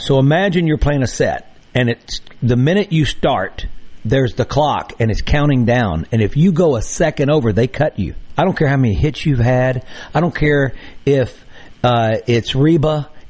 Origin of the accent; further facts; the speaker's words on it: the Mississippi Delta, United States; as a kid growing up in the Delta